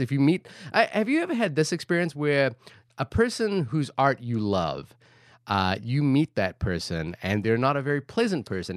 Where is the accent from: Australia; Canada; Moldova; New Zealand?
New Zealand; Wellington; now in New York, United States; Wellington City, which is where I am from